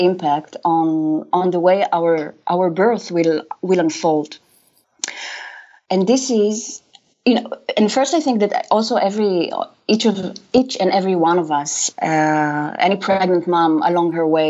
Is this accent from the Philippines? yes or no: no; Israel; moved away as an adult; now in Amsterdam, Netherlands; I was born in Israel